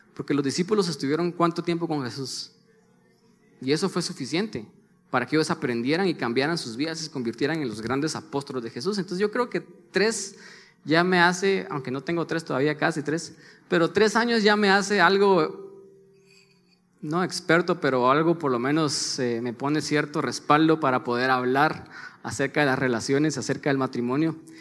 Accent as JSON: {"language": "Spanish", "country": "Guatemala", "said": "los dos somos de Guatemala"}